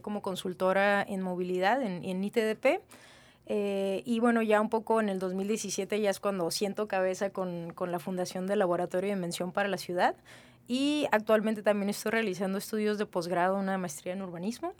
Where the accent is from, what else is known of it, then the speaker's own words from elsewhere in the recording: Mexicali, Baja California, Mexico; yo soy de Naí, este, 100% cachanilla